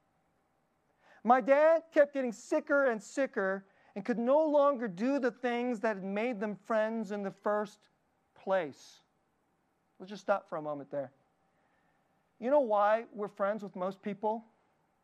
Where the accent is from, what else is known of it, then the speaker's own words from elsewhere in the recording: Dallas, Texas, United States; I grew up in Dallas.